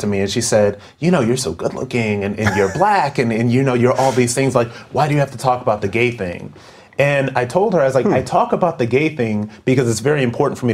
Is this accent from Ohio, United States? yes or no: yes; Akron, Ohio, United States; I am from Akron, Ohio